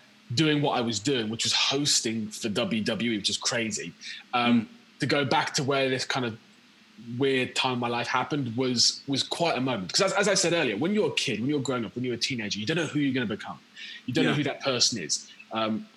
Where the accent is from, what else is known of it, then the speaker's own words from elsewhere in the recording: Quorn, East Midlands, United Kingdom; moved away as an adult; also born or lived in Leicester / Canterbury / Houston, Texas; now in London, United Kingdom; I was born in Leicester, and I grew up in a village just outside of Loughborough.